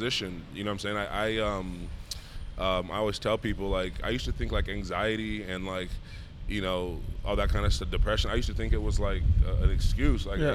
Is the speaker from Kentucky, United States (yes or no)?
no; Tustin, California, United States; I'm from Orange County, California, Tustin, California